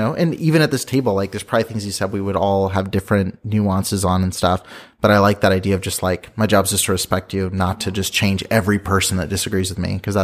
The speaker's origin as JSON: {"language": "English", "region": "Midwest", "country": "United States", "tie": "born or raised there", "said": "me growing up in a majority white community as a white guy in the Midwest."}